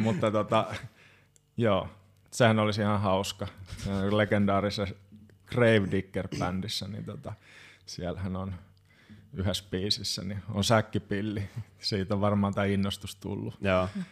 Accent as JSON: {"language": "Finnish", "town": "Hamina", "region": "Kymenlaakso", "country": "Finland", "also_born_or_lived": "Kajaani / Joensuu", "moved": "yes", "lives_now": "Espoo, Finland", "said": "Haminasta minä olen kotoisin."}